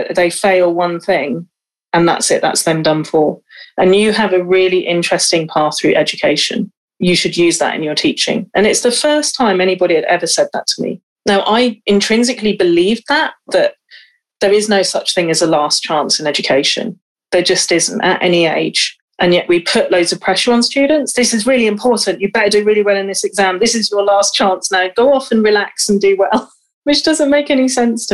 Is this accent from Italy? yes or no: no; West Wales, United Kingdom; growing up in West Wales